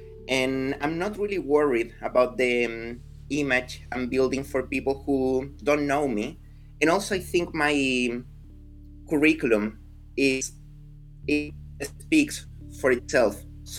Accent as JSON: {"language": "English", "country": "Chile", "moved": "yes", "said": "Yeah, I'm from Chile. I moved here in 2015. But yeah, I've been around. I started seeing the world and living in different countries quite early in my life."}